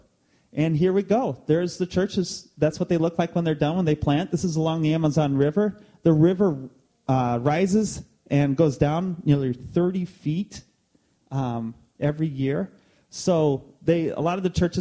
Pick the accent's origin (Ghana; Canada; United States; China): United States; East Peoria, Illinois; moved away as an adult; also born or lived in Quad Cities / Brazil; We grew up in East Peoria. I did, I should say.